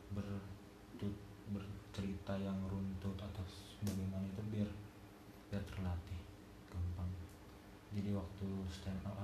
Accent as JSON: {"language": "Indonesian", "town": "Banjarbaru", "region": "South Kalimantan", "country": "Indonesia", "tie": "born or raised there", "also_born_or_lived": "Garut", "said": "awalnya saya itu emang lahir di Garut cuman dari TK saya pindah ke Banjarbaru dari TK awal kecil pindah ke Banjarbaru"}